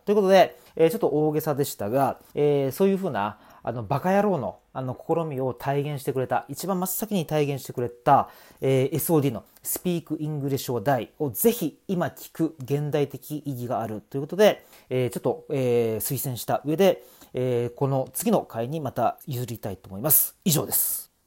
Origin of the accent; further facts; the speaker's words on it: Saga, Japan; moved away as an adult; also born or lived in Osaka; 僕はあの佐賀県出身であの佐賀県のレコードショップ CD ショップにはもう有名な CD しかなかったんですね